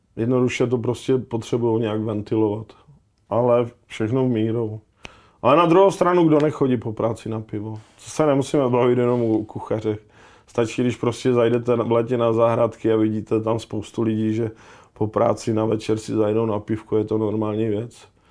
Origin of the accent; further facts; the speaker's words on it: Ostrava, Moravian-Silesian Region, Czechia; já jsem prostě kluk z Ostravy